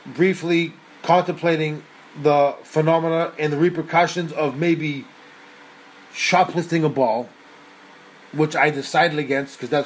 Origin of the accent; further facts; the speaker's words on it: Massachusetts, United States; now in Tokyo, Japan; my home state of Massachusetts